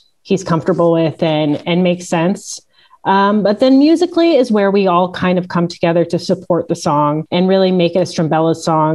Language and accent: English; Milwaukee, Wisconsin, United States; now in Canada; I'm from Milwaukee, born and raised there. I moved to Canada later on